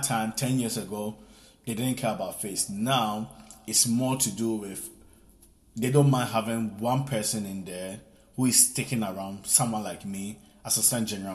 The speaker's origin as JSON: {"language": "English", "country": "Italy", "tie": "born or raised there", "also_born_or_lived": "Ghana", "moved": "as an adult", "lives_now": "England", "said": "what I experienced as a child growing up in Italy"}